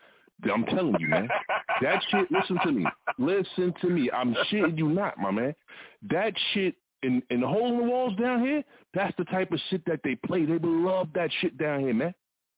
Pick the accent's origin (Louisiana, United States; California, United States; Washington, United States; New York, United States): New York, United States; I'm from New York, and I love all types of genre music.